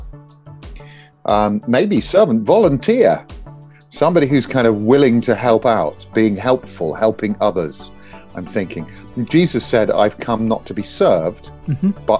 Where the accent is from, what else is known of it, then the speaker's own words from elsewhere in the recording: Bakewell, East Midlands, United Kingdom; now in Swindon, United Kingdom; I am from Bakewell.